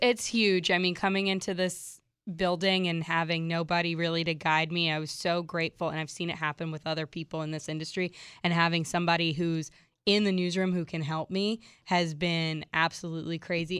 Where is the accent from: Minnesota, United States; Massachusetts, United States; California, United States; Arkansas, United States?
Massachusetts, United States; Worcester; moved away; I grew up in, in Worcester, Massachusetts